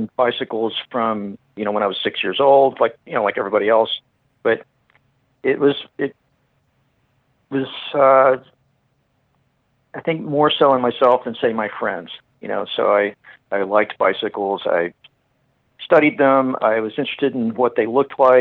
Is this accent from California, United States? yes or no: no; Fort Worth, Texas, United States; moved away; I grew up in Texas and in Fort Worth.